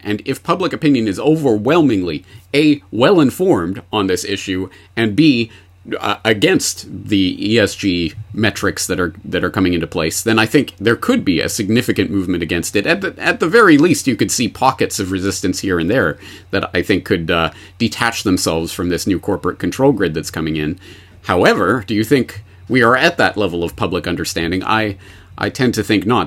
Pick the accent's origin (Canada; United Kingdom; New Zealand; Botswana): Canada; now in Japan; I am a Canadian uh, in Japan